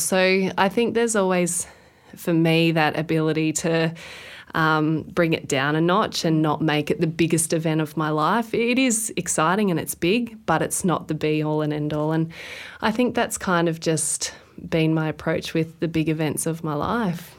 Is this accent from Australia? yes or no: yes; Queensland, Australia; being a Queenslander